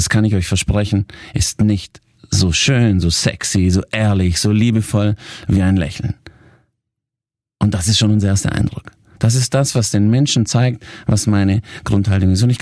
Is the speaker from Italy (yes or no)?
yes; Italy; Ihr müsst euch vorstellen, ich bin Italiener, ich habe mich auch immer sehr italienisch gekleidet mit meinen talierten Anzügen.